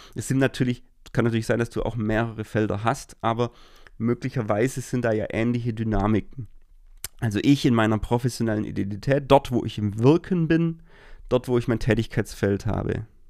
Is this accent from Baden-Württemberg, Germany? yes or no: yes; Baden-Württemberg, Germany; bei uns in Baden-Württemberg sind dann zum Beispiel diese Pfingstferien